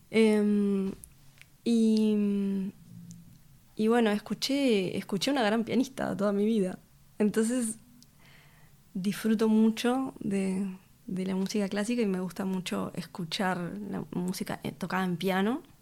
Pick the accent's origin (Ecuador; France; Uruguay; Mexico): Uruguay; Montevideo; Vengo de, del Cordón.